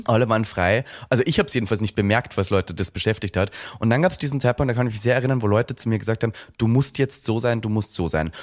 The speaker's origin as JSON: {"language": "German", "country": "Austria", "tie": "born or raised there", "moved": "as an adult", "lives_now": "Berlin, Germany", "said": "ich komme aus Österreich"}